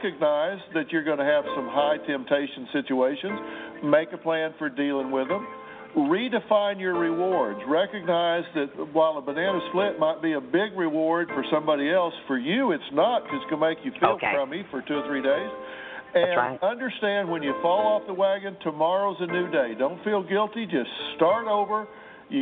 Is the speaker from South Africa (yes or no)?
no; the South, United States; I'm from the South, and my mother, she loves you with food